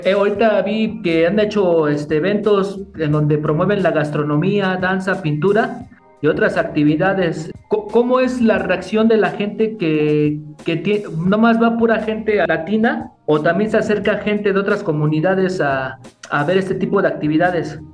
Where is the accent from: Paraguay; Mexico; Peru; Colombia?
Mexico; State of Mexico; yo soy de aquí del Estado de México